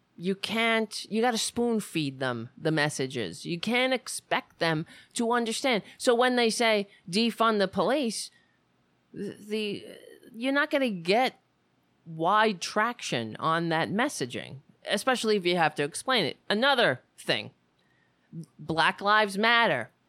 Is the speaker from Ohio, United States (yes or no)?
no; New York City, New York, United States; moved away; I grew up on Staten Island. Thank God I don't live there anymore